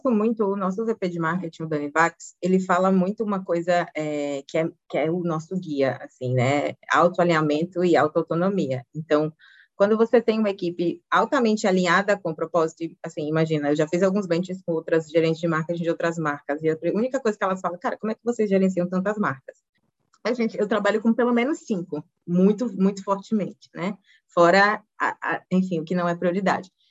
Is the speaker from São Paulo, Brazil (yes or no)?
no; Aracaju, Sergipe, Brazil; moved away as an adult; also born or lived in Rio Grande do Sul / Maceió / Brasília; now in Curitiba, Brazil; eu sou gaúcha, filha de dois gaúchos, mas fui muito cedo para o Nordeste, que eu fui criada, olha o sotaque gaúcho, né? fui, fui, criada em Aracaju, é, Maceió, depois Aracaju